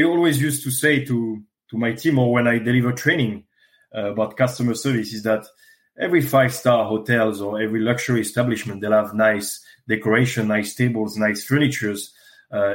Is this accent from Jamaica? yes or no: no; France; accent: French; English is a second language; also born or lived in North London; now in London, United Kingdom; I'm originally from France